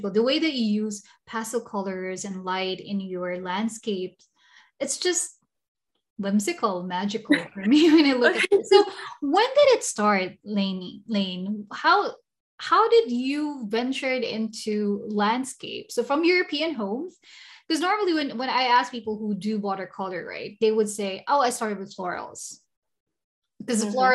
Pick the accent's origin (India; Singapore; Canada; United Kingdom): Singapore; I came from Singapore, she is in Singapore. So we're kind of talking about how, you know, we're both from tropical countries.